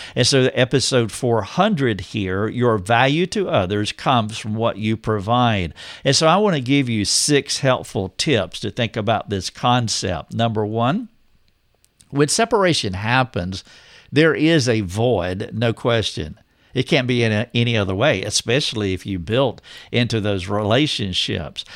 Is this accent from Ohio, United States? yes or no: no; North Carolina, United States; moved away as an adult; now in Greenville, United States; I drove two hours to be in my hometown